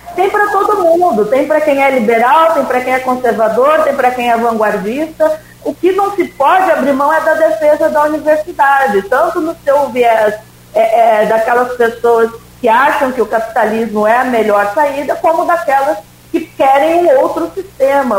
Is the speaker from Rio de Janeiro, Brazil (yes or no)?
no; Rio Grande do Sul, Brazil; now in Campos dos Goytacazes, Brazil; eu sou do Rio Grande do Sul